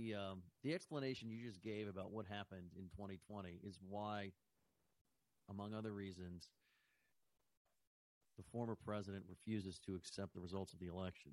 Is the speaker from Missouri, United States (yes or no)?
no; California, United States; moved away; I'm originally from California.